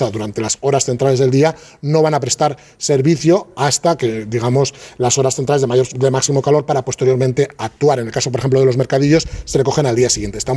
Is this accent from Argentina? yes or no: no; Barcelona, Catalonia, Spain; now in Madrid, Spain; También que somos de Barcelona y, y ahí el calor, aquí estoy tan tranquilo que tengo calor pero no sudo.